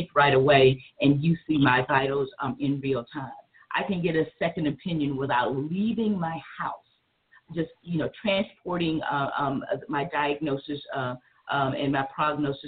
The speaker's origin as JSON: {"language": "English", "region": "South Carolina", "country": "United States", "said": "I'm from South Carolina"}